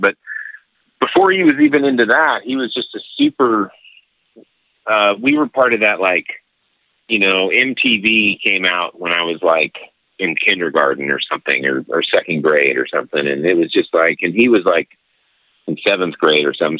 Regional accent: El Paso, Texas, United States; I grew up in El Paso, Texas

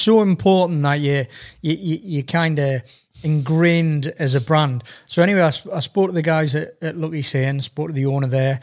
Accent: Sunderland, North East England, United Kingdom; I was born in Sunderland, so I'm a Sunderland season ticket holder.

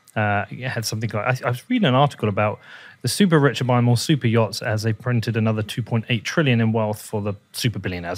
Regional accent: United Kingdom; I am British, I'm not American

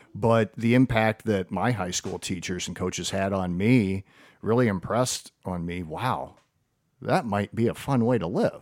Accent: Perrysburg, Ohio, United States; I grew up here and, uh, went to Frank Elementary before Woodland Elementary was built

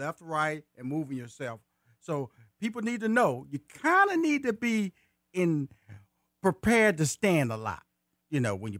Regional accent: Houston, Texas, United States; I'm from Fifth Ward, Texas, in Houston. And two communities, mama like in the kind of like in the heart of Houston.

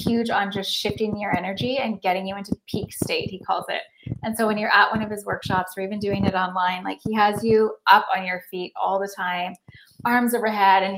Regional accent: Lake Cowichan, British Columbia, Canada; also born or lived in Mill Bay / Nanaimo; now in Victoria, Canada; I'm from Lake Cowichan.

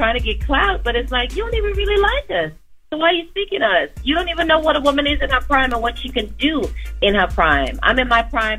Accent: Trinidad & Tobago; I'm feeling blessed that I'm a Trinidadian and it's Trinidad Carnival Week.

